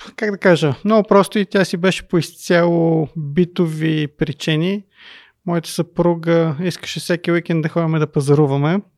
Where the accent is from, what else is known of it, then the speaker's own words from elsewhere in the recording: Sofia, Sofia City, Bulgaria; Аз израснах в Люлин